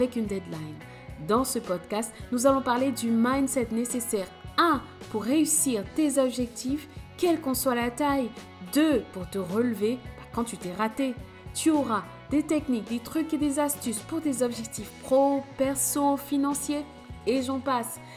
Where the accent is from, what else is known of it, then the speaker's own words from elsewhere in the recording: Cameroon; En grandissant au Cameroun, j'ai été au collège dans une école